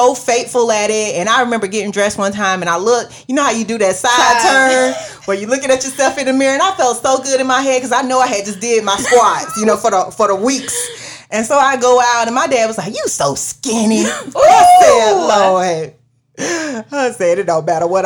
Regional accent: Florida, United States; I'm from Florida

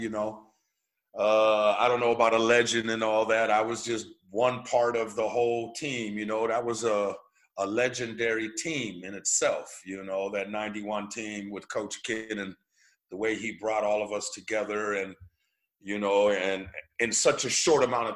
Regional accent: Tucson, Arizona, United States; moved away; also born or lived in Princeton, Indiana; You are right that I was born in Princeton, Indiana. But when I was 1 year old, my mother and father moved to Tucson, Arizona. So I was raised in Tucson, Arizona, the Southwest.

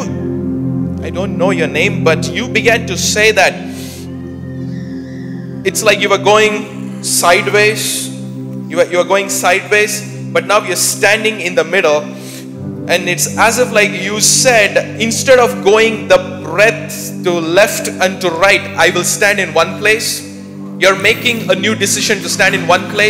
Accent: India; I'm from India

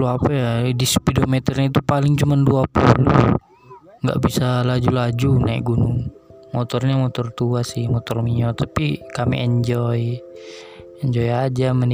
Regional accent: Kalimantan, Indonesia; born there; saya percaya bahwa diri saya adalah orang mandar dan kebetulan lahir di Kalimantan dan nenek saya orang Bugis.

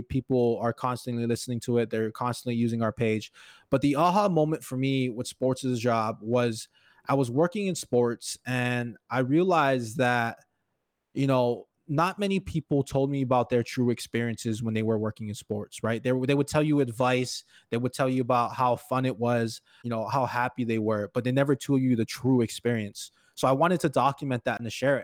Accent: Hawaii, United States; moved away as an adult; now in Crookston, United States; I'm actually originally from Hawaii, and now I live in Crookston, Minnesota, about six years now.

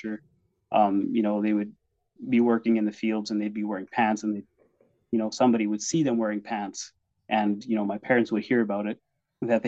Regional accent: Vauxhall, Alberta, Canada; also born or lived in Simcoe, Ontario; now in Taber, Canada; I think I was maybe 2 years old when we moved from Ontario to Vauxhall or Anshan area. And that's where I grew up

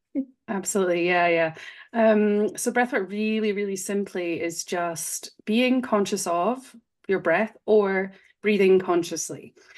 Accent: Scotland, United Kingdom; moved away as an adult; now in Switzerland; I'm from Scotland, but I'm in Switzerland, which is where my husband is from

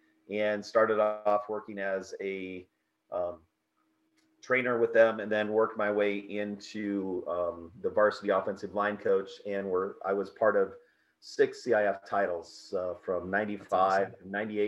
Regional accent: South Dakota, United States; So, like I said, in South Dakota, in small towns like that, everybody does a little bit of everyth

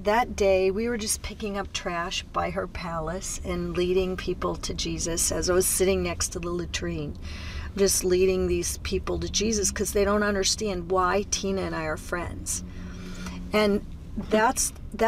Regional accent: United States; moved away as an adult; now in Mozambique; I'm from America.

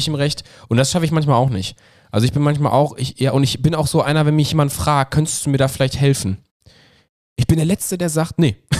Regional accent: Ruhr area, North Rhine-Westphalia, Germany; wir kommen aus dem Pott

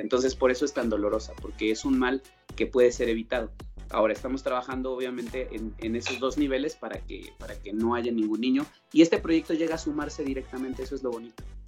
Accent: Mexico; accent: Mexican; now in Colombia; por mi acento sabes que soy de México

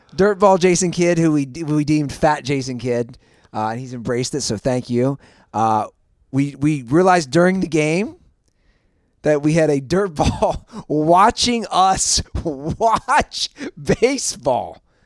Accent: Cincinnati, Ohio, United States; my hometown

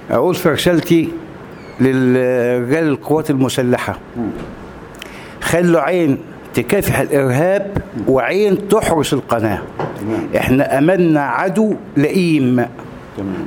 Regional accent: Egypt; كانوا بيستهزئوا بينا في صور لينا كمصريين

